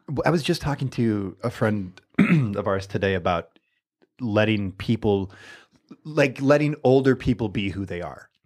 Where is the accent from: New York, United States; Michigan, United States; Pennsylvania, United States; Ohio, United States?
Michigan, United States; I'm from Michigan. I'm born and raised.